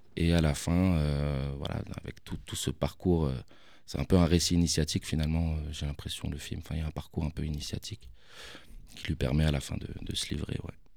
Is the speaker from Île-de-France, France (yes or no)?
yes; Paris, Île-de-France, France; j'ai grandi là-bas.